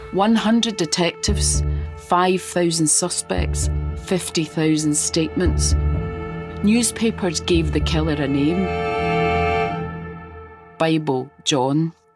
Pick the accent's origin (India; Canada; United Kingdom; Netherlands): United Kingdom; Glasgow, Scotland; I grew up in Glasgow, a city haunted by this killer